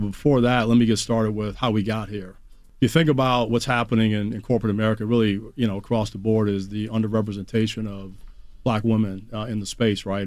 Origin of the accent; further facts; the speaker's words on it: Washington, District of Columbia, United States; i grew up in the Chocolate City, man. So I'm a DC boy